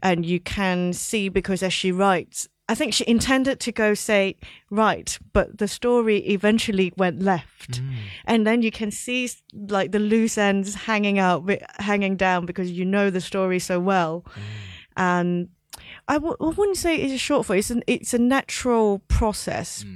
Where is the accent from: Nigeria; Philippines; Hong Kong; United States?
Hong Kong; moved away as an adult; also born or lived in London; So I grew up in Hong Kong, but I went to university in London